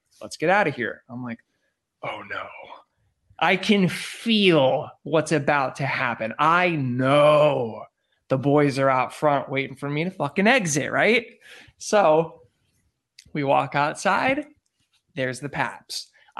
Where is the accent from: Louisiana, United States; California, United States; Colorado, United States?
California, United States; San Diego; moved away as an adult; now in Los Angeles, United States; I'm from San Diego.